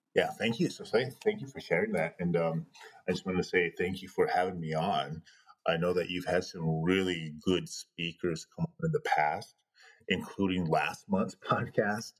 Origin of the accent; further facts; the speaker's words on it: Pine Ridge, South Dakota, United States; smuggling me back to Pine Ridge so I could be born on the reservation